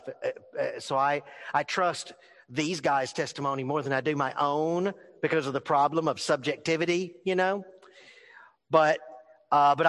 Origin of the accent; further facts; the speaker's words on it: New Orleans, Louisiana, United States; I was born in New Orleans